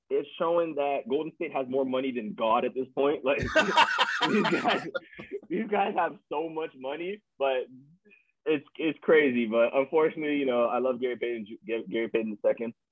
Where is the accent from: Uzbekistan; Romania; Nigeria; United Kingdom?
Nigeria; me being Nigerian